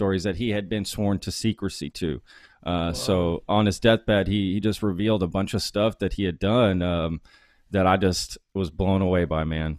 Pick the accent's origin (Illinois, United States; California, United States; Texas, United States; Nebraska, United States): Nebraska, United States; Omaha; born there; by the time I was born in 79, I was born in Omaha because that's where he was stationed.